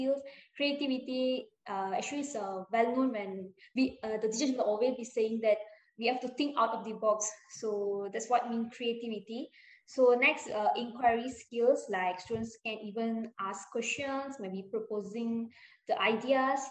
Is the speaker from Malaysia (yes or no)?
yes; Selangor, Malaysia; I'm from Selangor